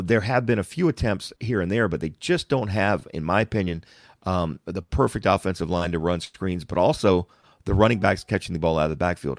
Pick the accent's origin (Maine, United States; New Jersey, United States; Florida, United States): Florida, United States; Plant City; I'm from Plant City